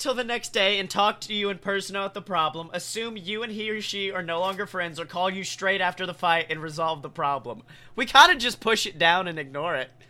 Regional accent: Alabama, United States; moved away as an adult; now in Florida, United States; I'm from Alabama

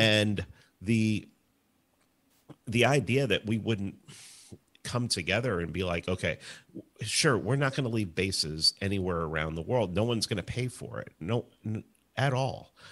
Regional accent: New York City, New York, United States; I grew up in the Bronx, in, in New York

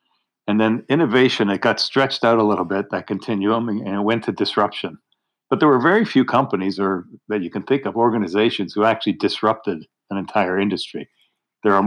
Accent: Canada; now in Pittsburgh, United States; I'm a Canadian

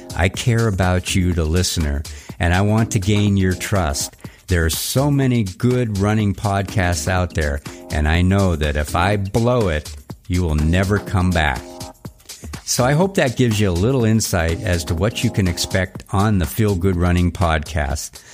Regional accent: Erie, Pennsylvania, United States; moved away; also born or lived in Los Angeles / Denver; this was in Erie, Pennsylvania. That's my hometown

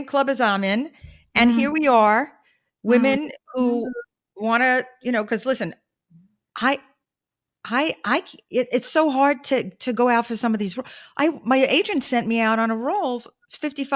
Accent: New York City, New York, United States; moved away as an adult; I'm from Brooklyn. So I got the real deal in Brooklyn

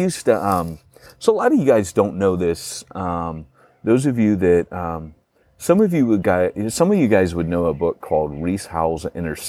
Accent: United Kingdom; moved away; as we would say in Britain

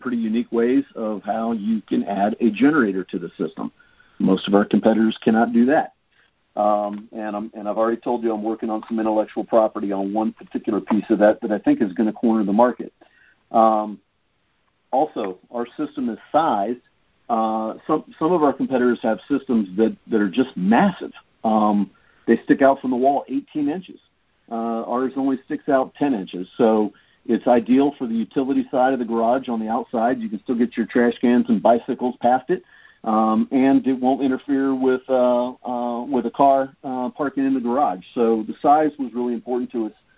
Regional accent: East Coast, United States; now in California, United States; I grew up on the East Coast

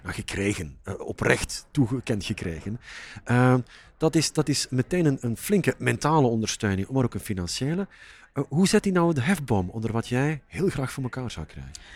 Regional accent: Flanders, Belgium; Als Vlaming

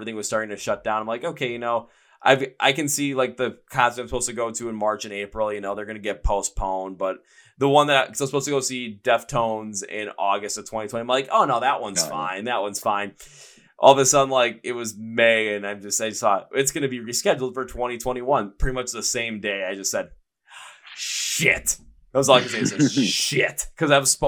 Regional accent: United States; me being from the United States

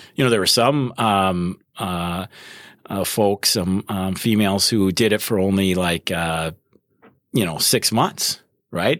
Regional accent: Wisconsin, United States; moved away as an adult; also born or lived in Minnesota; I was, uh, born and raised in Wisconsin

